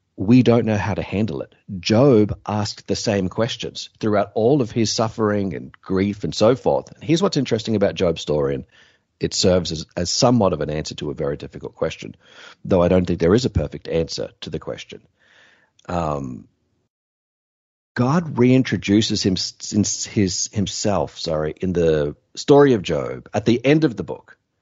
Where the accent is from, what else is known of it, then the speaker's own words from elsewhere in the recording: Australia; My home country is Australia